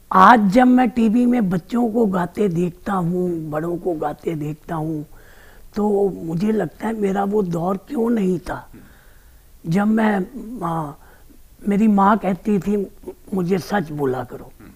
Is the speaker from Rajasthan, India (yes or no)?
no; Amritsar, Punjab, India; अमृतसर का रहने वाला हूँ